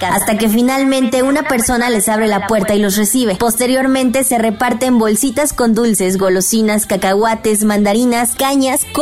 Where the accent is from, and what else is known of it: Mexico